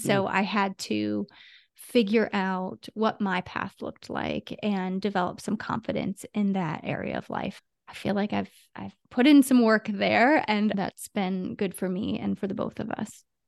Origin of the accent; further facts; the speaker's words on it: Ohio, United States; now in California, United States; I live in California, but I'm from Ohio